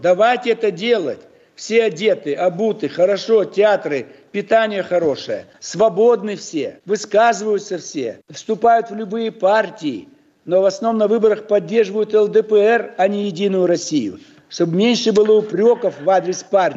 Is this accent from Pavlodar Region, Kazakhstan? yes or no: no; Almaty, Kazakhstan; я родился в Алмате, далеко-далеко от Питера